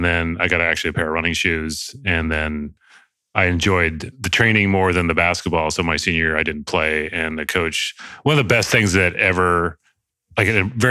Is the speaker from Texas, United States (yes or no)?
no; Solvang, California, United States; now in San Francisco, United States; I grew up in Solvang, which is San Ynez Valley near Santa Barbara